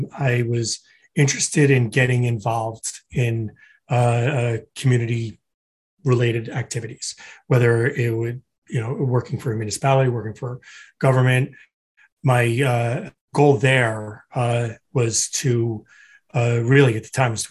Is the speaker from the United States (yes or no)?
yes; Florham Park, New Jersey, United States; also born or lived in Newark, New Jersey / Hoboken, New Jersey; My parents are immigrants from Ireland, settled in Newark, New Jersey. That's where I was born. From there, I moved to Florham Park, New Jersey